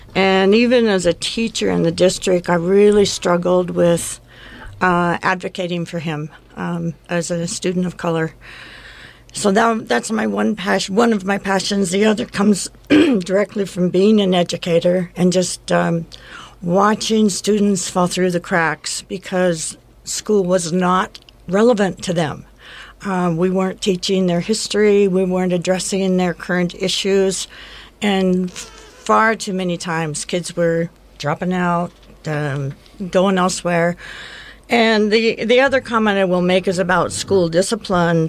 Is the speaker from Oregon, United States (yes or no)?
yes; Bend, Oregon, United States; I actually am a native of Bend, so I grew up in Bend, and um, moved away for quite a while and then came back.